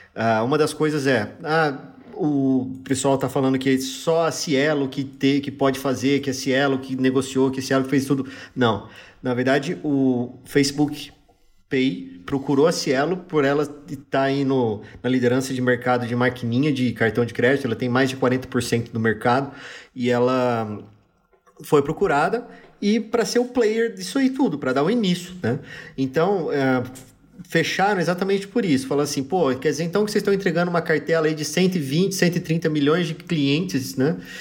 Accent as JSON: {"language": "Portuguese", "region": "interior of São Paulo state", "country": "Brazil", "said": "a gente do interior do, interior do, interior do interior do estado de São Paulo, a gente fala porta"}